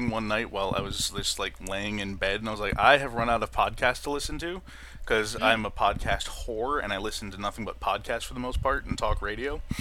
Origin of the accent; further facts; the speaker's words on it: Western New York, United States; I'm from Western New York.